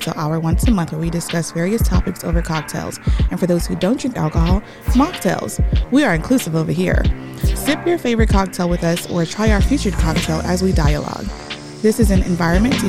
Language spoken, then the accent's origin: English; Houston, Texas, United States; My fellow native Houstonian